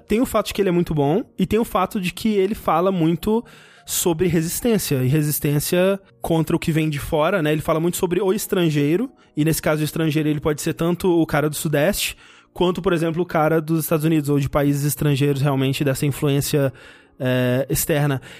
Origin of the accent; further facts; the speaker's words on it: interior of Minas Gerais, Brazil; eu nasci no interior de Minas Gerais